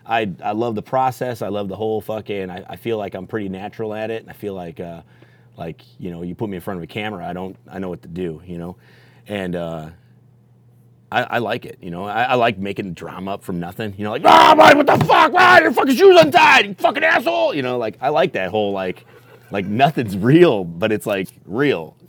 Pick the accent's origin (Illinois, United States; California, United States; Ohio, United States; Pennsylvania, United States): Illinois, United States; Elgin; moved away as an adult; now in Las Vegas, United States; I'm from Illinois, Elgin, Illinois, and uh, I moved to Vegas in 07